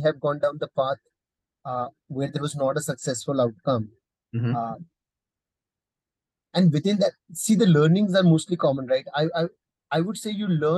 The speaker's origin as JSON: {"language": "English", "country": "India", "said": "as an Indian"}